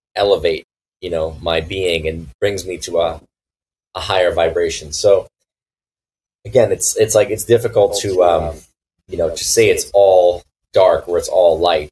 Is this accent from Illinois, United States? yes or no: no; Los Angeles, California, United States; moved away; we lived in the West Side near the near the water